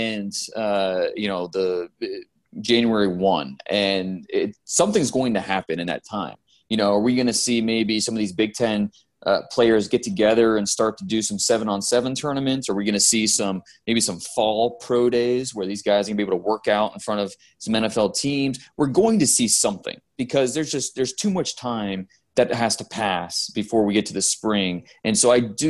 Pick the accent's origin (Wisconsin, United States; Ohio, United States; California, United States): Ohio, United States; I live in Ohio now. I grew up in Ohio